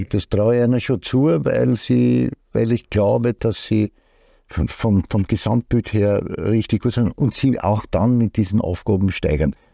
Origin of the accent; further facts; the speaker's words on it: Austria; erstens einmal bin ich Österreicher, so fängt es einmal an, dann muss ich natürlich Salzburg die Daumen drücken